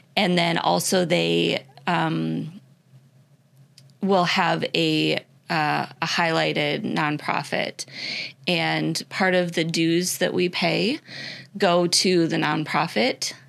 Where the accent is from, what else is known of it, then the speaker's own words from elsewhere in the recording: Iowa, United States; moved away as an adult; also born or lived in Minnesota / Illinois; now in Florida, United States; I grew up in Iowa.